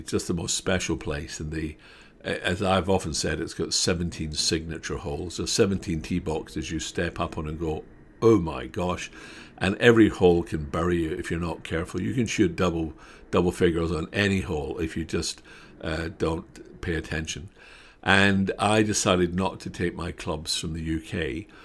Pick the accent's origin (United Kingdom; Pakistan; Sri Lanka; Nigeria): United Kingdom; Scotland; I'm Scottish